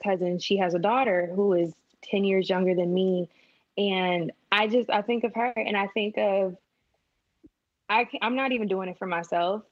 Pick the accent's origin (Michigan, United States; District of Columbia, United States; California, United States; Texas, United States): Michigan, United States; Flint; moved away; I'm from Flint, Michigan